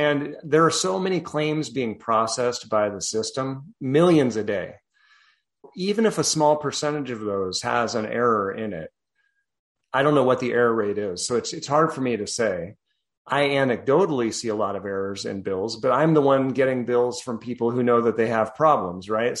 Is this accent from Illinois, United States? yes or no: no; Colorado, United States; also born or lived in New Jersey; now in Texas, United States; I'm originally from Colorado